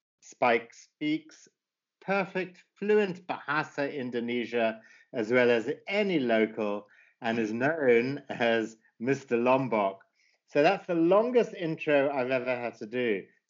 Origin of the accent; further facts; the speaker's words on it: Zimbabwe; my life growing up in Zimbabwe, or formerly Rhodesia, in the 1960s and 70s.